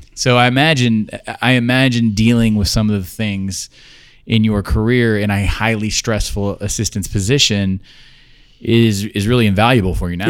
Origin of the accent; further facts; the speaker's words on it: Georgia, United States; I'm from Georgia